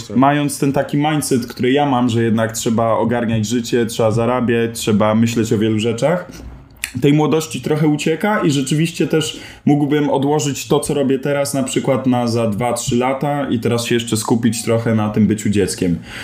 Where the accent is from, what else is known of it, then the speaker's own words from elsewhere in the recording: Piastów, Masovian Voivodeship, Poland; ja się wychowywałem w Piastowie pod Warszawą. Chodziłem tam e, do przedszkola, do podstawówki